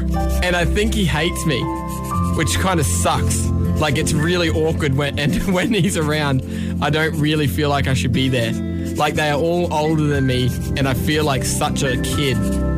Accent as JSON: {"language": "English", "town": "Brisbane", "region": "Queensland", "country": "Australia", "said": "I'm from Brisbane."}